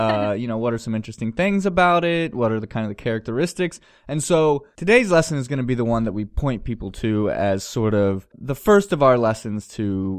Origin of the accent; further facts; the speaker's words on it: San Francisco, California, United States; I'm from San Francisco.